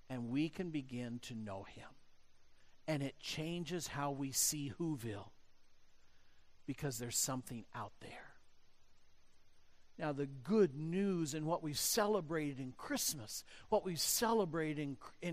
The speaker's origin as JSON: {"language": "English", "country": "United States", "said": "growing up in the United States"}